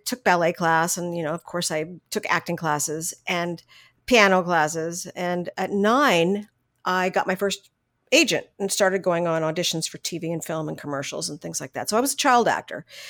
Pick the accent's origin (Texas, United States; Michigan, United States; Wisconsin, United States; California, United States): California, United States; San Fernando Valley; I was born and raised in San Fernando Valley